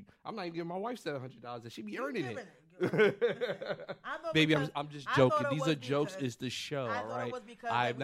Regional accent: New York City, New York, United States; I'm from the Bronx, New York

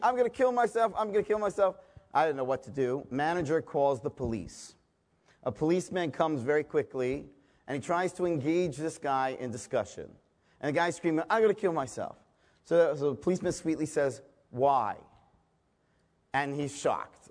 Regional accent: Toronto, Ontario, Canada; I'm from a small town called Toronto, Canada

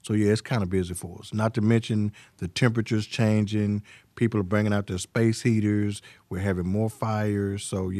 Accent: Pine Bluff, Arkansas, United States; Well, my background, I'm originally from Pine Bluff, Arkansas.

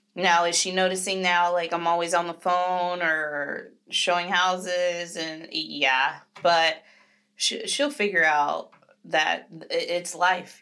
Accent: Florida, United States; now in Jacksonville, United States; I'm from Florida

